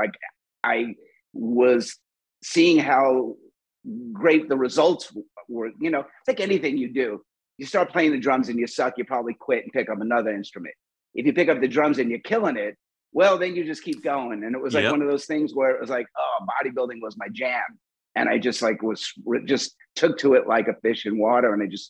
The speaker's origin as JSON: {"language": "English", "region": "New York", "country": "United States", "lives_now": "Los Angeles, United States", "said": "Like in New York, I came from New York, so it was, didn't say."}